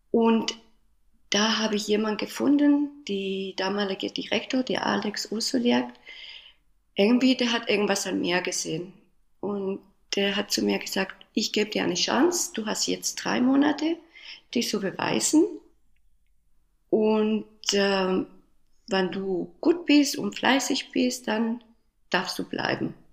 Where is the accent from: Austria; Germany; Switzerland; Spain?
Spain; born there; German is a second language; ich bin in Spanien geboren